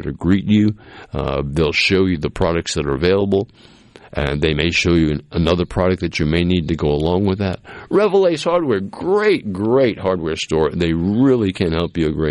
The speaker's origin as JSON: {"language": "English", "region": "Massachusetts", "country": "United States", "tie": "born or raised there", "moved": "yes", "said": "where I grew up in Massachusetts"}